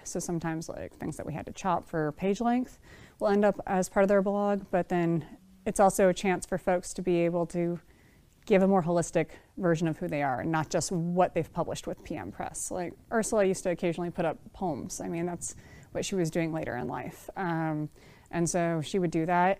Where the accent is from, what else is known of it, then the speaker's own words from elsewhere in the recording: Bay Area, California, United States; I was born and raised in the Bay Area